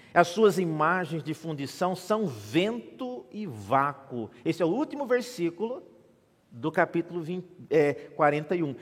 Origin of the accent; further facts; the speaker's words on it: Mato Grosso, Brazil; now in São Paulo, Brazil; eu nasci na igreja evangélica presbiteriana em Mato Grosso